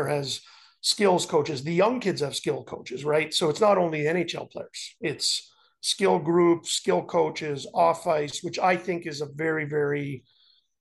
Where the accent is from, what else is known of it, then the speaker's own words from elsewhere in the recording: Montreal, Quebec, Canada; growing up in Montreal